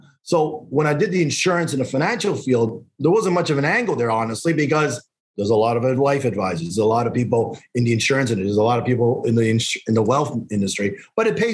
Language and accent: English; Calgary, Alberta, Canada; moved away as an adult; also born or lived in Montreal, Canada; now in Toronto, Canada; born in Montreal, grew up in Calgary, moved out in Toronto back in 94.